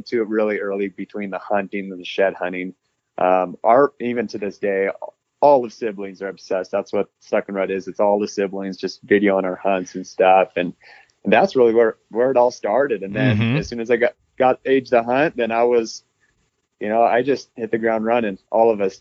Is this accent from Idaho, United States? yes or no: yes; North Idaho, United States; we grew up in the North Idaho region.